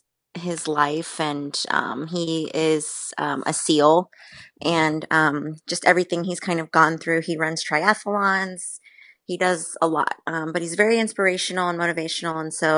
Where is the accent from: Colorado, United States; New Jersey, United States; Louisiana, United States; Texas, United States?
Texas, United States; San Antonio; I am from born and raised in San Antonio, and I have lived here my entire life.